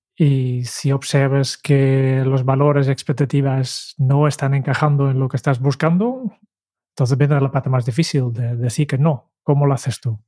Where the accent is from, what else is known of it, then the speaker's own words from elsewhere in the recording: Netherlands; como holandés